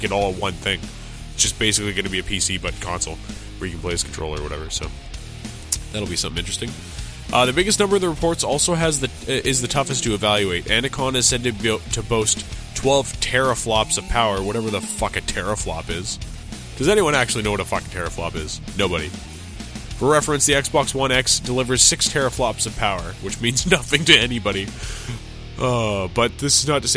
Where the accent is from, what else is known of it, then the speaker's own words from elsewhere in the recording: Canada; I'm Canadian